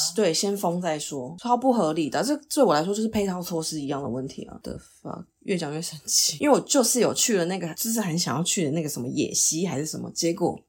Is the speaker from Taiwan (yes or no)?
yes; Taiwan; also born or lived in United States; 我就是台湾人